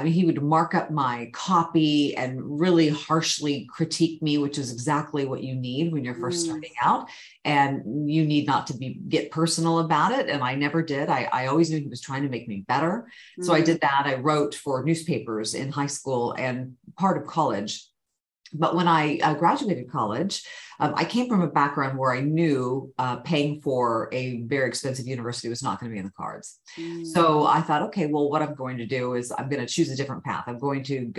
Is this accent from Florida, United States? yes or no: no; Sacramento, California, United States; also born or lived in Bay Area, California; I grew up in Northern California. I was born in the Bay Area and moved up to the Sacramento area as a young child